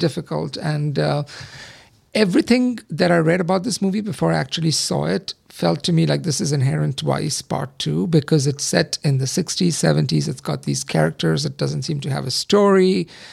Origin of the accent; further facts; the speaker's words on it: India; I grew up in the seventies, but I grew up in India